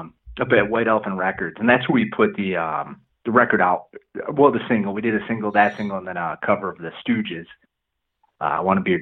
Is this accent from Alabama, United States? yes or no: no; Flint, Michigan, United States; Well, dude, I'm from the Flint area, man.